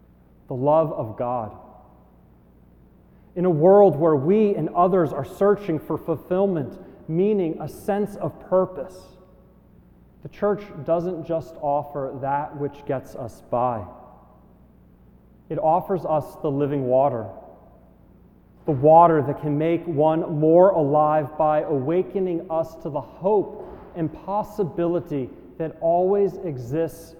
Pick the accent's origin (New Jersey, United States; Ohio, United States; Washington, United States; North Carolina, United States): New Jersey, United States; moved away as an adult; also born or lived in Ann Arbor, Michigan / Princeton; Growing up in New Jersey